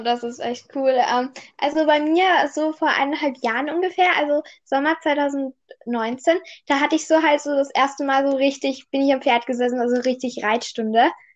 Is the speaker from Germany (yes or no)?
no; Austria; bei uns in Österreich, halt, ich war letztes Jahr halt im ersten Gym